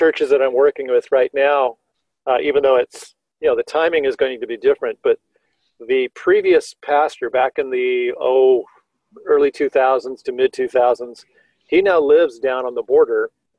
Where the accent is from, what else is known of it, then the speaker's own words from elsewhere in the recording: Tempe, Arizona, United States; I grew up in Tempe near Arizona State University